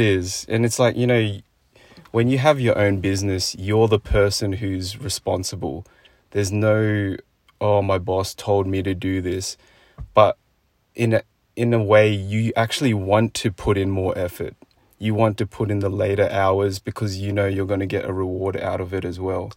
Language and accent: English; Sydney, New South Wales, Australia; me as a kid growing up in Sydney